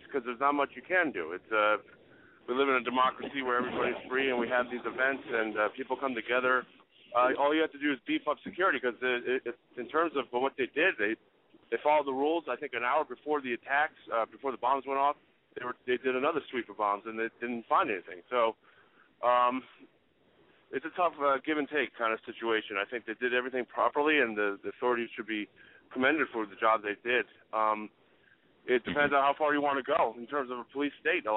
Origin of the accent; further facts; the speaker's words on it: Connecticut, United States; moved away; also born or lived in Washington, D.C.; my home state of Connecticut